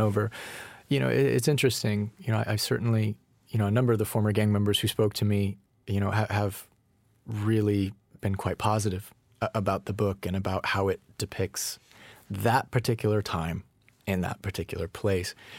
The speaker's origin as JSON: {"language": "English", "region": "Colorado", "country": "United States", "moved": "yes", "lives_now": "Los Angeles, United States", "said": "I'm from Colorado originally. I'm not from L A."}